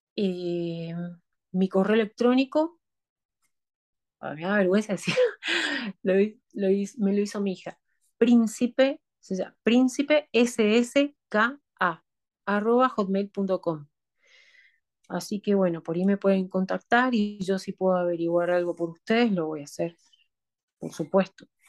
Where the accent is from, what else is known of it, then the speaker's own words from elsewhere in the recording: Argentina; moved away as an adult; now in Nanterre, France; me fui de Argentina a Francia